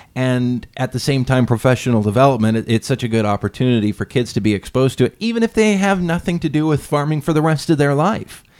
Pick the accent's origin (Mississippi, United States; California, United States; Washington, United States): Washington, United States; Lynden; I grew up in Linden